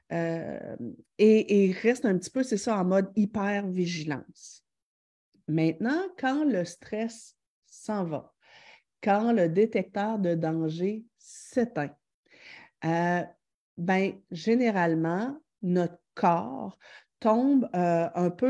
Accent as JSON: {"language": "French", "town": "Quebec City", "region": "Quebec", "country": "Canada", "said": "Je viens de Québec, j'ai deux filles, l'une de 9 ans et l'autre de 11 ans."}